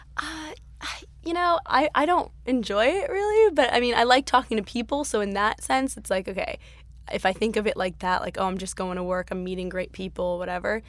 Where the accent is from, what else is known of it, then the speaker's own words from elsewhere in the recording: Beverly, Massachusetts, United States; moved away as an adult; now in Glendale, United States; right outside Boston, Massachusetts. It's actually called Beverly